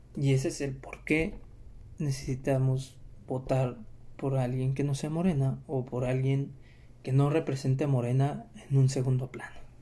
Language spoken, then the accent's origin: Spanish; Mexico; para nosotros como mexicanos